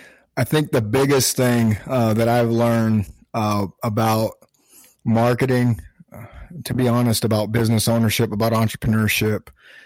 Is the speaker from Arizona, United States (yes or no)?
yes; Arizona, United States; I grew up in Arizona, small town kid, small population.